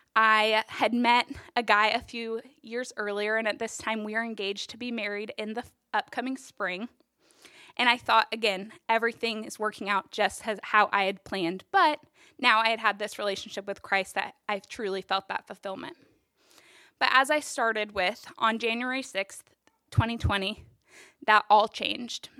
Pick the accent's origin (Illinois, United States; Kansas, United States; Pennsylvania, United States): Kansas, United States; Topeka; I was born and raised in Topeka.